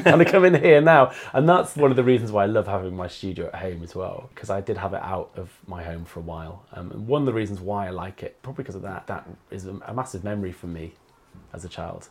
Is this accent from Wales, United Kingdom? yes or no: yes; North Wales, United Kingdom; moved away as an adult; now in Bristol, United Kingdom; I do have a massive attachment to that landscape and being from there.